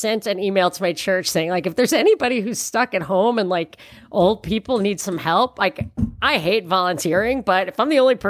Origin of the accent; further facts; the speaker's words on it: New York, United States; And people, because I'm from New York, people are like, oh yeah, he's got courage.